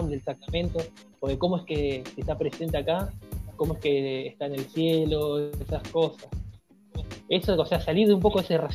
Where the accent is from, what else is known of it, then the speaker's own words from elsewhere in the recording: Guayaquil, Guayas, Ecuador; bueno, yo soy de Ecuador, soy de Guayaquil.